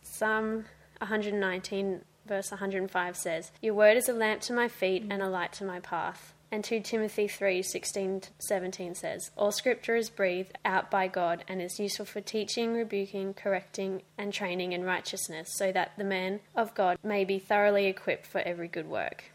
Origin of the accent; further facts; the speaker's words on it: Gold Coast, Queensland, Australia; we grew up here on the Gold Coast.